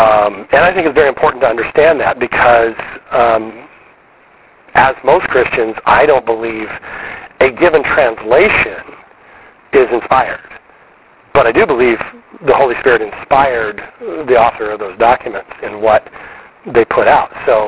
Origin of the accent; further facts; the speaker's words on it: Wiesbaden, Hesse, Germany; born there; I was born in Wiesbaden, Germany, also Air Force